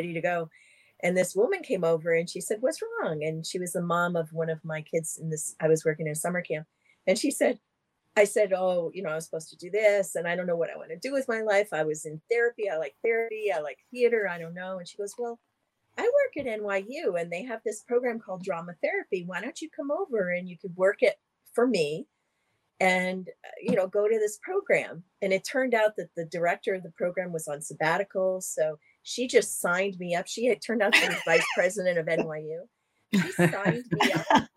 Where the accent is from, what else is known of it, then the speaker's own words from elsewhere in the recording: New Jersey, United States; I grew up in New Jersey, a very lower middle class family